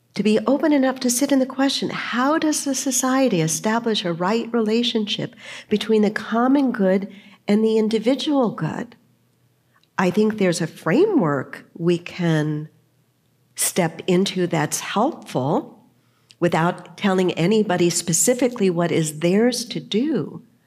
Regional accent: San Diego, California, United States; when I was growing up, I grew up in the Lutheran Church, and we went pretty much every Sunday. My parents were open to different churches, but we kind of landed in the Lutheran Church. Here in San Diego, as a matter of fact, I was confirmed

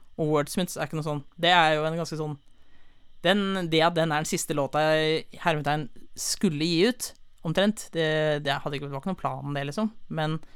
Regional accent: Holmestrand, Vestfold, Norway; also born or lived in Sandefjord; jeg er fra Sandefjord, eh, men jeg har vokst opp i Holmestrand

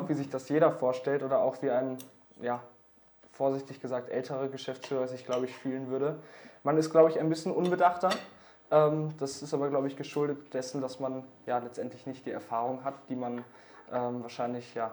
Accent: Essen, North Rhine-Westphalia, Germany; Mich hat eine Agentur aus dem Ort, woher ich komme, aus Essen, Deutschland, äh, angesprochen.

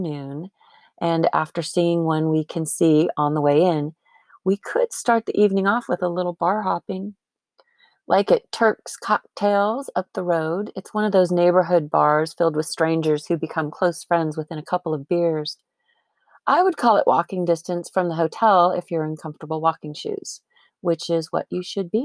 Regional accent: Arizona, United States; I'm from Arizona.

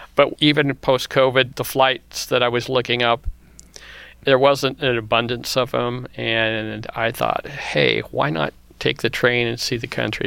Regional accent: Kansas, United States; I was growing up in the Midwest in Kansas

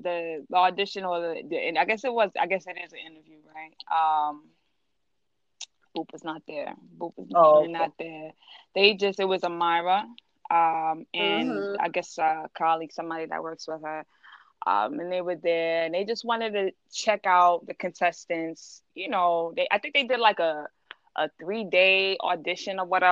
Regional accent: New York City, New York, United States; I'm from Queens

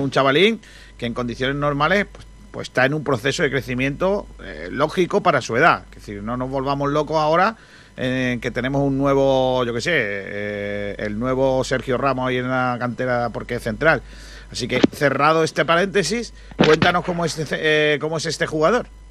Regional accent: Rincón de la Victoria, Andalusia, Spain; la gente de mi pueblo

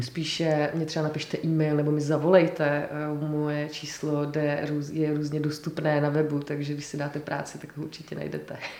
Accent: Czechia; also born or lived in Scotland; já jsem vlastně velmi hrdá na to, že jsem Češka

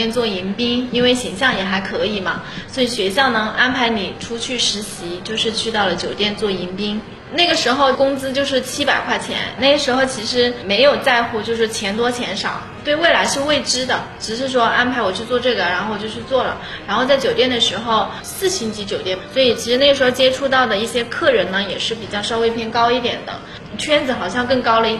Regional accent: Xinhua, Hunan, China; 我是出生于在娄底新化山村出来的一个小孩，我是九零年出生的，今年是三十一岁了。从小其实是在农村出生，然后我爸妈从小其实是属于务农的，我们在山里边嘛。

